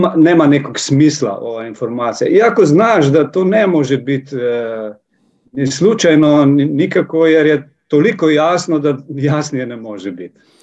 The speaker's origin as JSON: {"language": "Croatian", "country": "Slovenia", "second_language": "Croatian", "said": "ja sam iz Slovenije"}